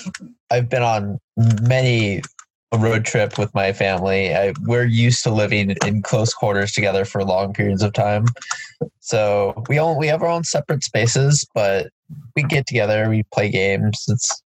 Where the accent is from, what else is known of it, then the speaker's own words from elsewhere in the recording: Shoreview, Minnesota, United States; I am a chemistry education major, so I want to be a high school chemistry teacher. I'm from Shoreview, Minnesota, so suburb of the Twin Cities, but I'm currently there now